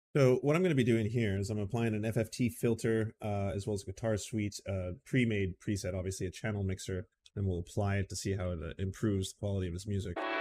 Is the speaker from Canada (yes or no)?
yes; Canada; I'm a Canadian